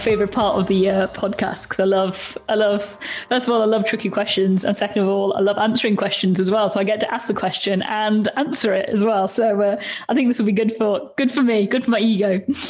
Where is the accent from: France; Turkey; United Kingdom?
Turkey; moved away; I think it's changed a lot over the years as well since I've left. But I remember growing up in Turkey, and my mom and dad used to read, you know, BBC News a lot.